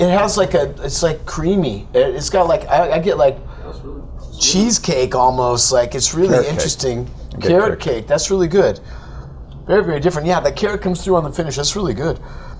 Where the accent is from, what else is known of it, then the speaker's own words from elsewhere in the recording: Oregon, United States; I come from Oregon.